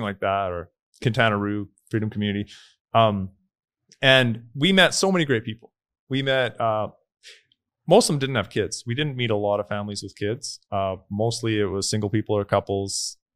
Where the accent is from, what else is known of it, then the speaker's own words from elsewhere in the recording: Canada; moved away as an adult; now in El Salvador; growing up in Canada